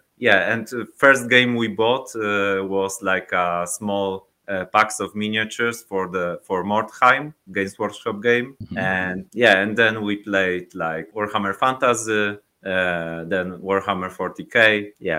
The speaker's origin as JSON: {"language": "English", "town": "Szczecin", "region": "West Pomeranian Voivodeship", "country": "Poland", "tie": "born or raised there", "second_language": "English", "said": "So I'm from Poland. We are from Szczecin. It's like near Baltic Sea, near the border with Germany"}